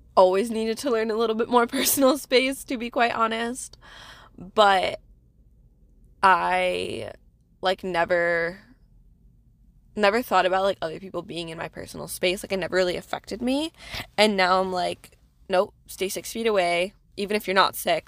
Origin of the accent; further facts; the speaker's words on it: New England, United States; moved away as an adult; now in New York, United States; I'm, I'm a New England girl